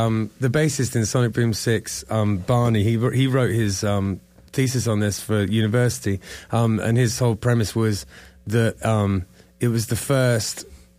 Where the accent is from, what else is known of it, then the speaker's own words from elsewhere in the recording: England, United Kingdom; moved away as an adult; now in South Florida, United States; I'm English, obviously. I've been here 11 at this point.